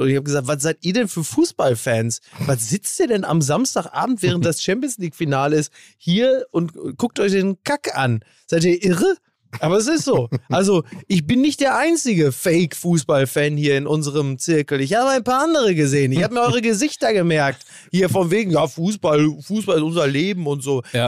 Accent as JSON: {"language": "German", "town": "Recklinghausen", "region": "North Rhine-Westphalia", "country": "Germany", "tie": "born or raised there", "said": "Ich komme doch auch aus Recklinghausen"}